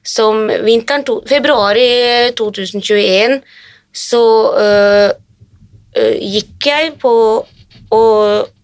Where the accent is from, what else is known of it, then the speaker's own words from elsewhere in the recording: Hadeland, Innlandet, Norway; now in Finland; jeg er norsk, født i Norge, på Hadeland. Men allerede som eh, veldig ung så flyttet jeg